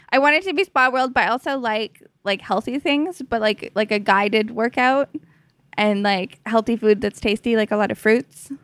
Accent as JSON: {"language": "English", "country": "Canada"}